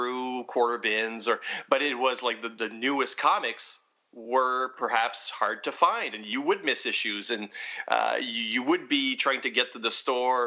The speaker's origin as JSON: {"language": "English", "town": "Edmundston", "region": "New Brunswick", "country": "Canada", "tie": "born or raised there", "moved": "yes", "said": "my hometown, Edmundston, New Brunswick, where I thankfully don't live anymore"}